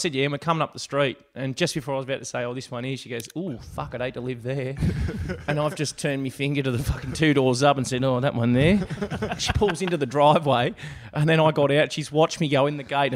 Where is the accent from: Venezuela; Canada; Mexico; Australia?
Australia; Sydney, New South Wales; I grew up in Sydney till 12, and I grew up in a place called Tilopia, which is a rough old joint